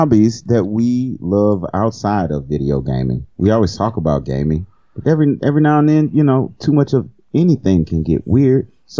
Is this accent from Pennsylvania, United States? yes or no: no; Cajun, Louisiana, United States; I'm Cajun.